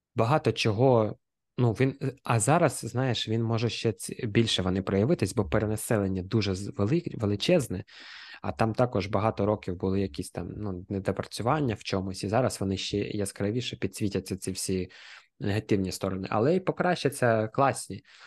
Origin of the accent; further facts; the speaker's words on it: Kharkiv, Kharkiv Oblast, Ukraine; я харків'янин